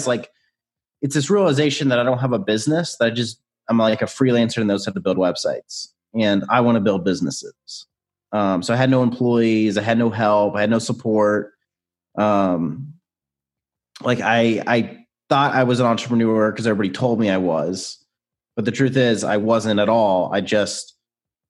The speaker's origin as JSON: {"language": "English", "town": "Nashville", "region": "Tennessee", "country": "United States", "tie": "born or raised there", "said": "So I grew up in Nashville, still live in Nashville."}